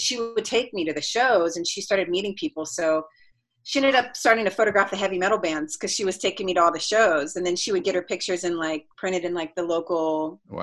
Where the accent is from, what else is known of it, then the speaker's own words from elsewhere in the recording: Columbus, Ohio, United States; now in Los Angeles, United States; I grew up in Columbus, Ohio, which is like basic average American city